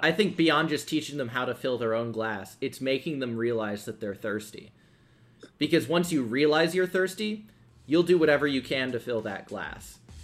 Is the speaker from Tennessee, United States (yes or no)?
yes; Nashville, Tennessee, United States; growing up in Nashville